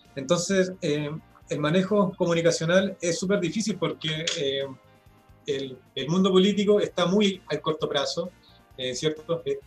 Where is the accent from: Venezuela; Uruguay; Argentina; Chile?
Chile; nosotros como chilenos